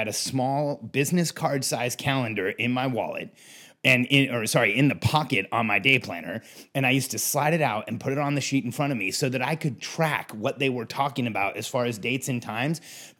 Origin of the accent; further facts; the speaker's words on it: Mexico; also born or lived in California / Florida; I grew up in Mexico, then California, then Florida. To me, it was the same all year round.